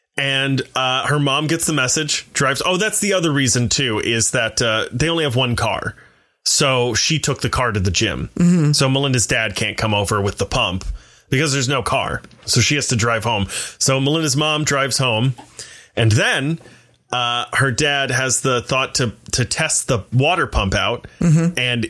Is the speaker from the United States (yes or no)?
yes; Midwest, United States; also born or lived in Ohio / Michigan / North Carolina; Well, I'm from the Midwest and we moved around.